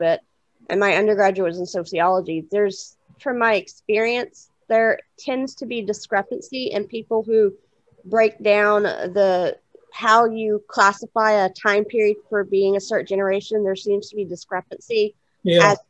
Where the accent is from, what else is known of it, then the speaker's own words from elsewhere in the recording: Houston, Texas, United States; I was born in 1978 in Houston, Texas, which is where I'm originally from and what I claim